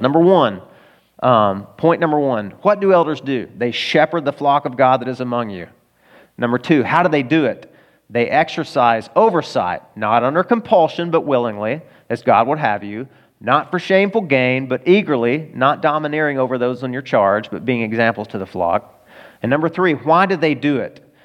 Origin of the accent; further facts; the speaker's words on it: Arkansas, United States; I'm from Arkansas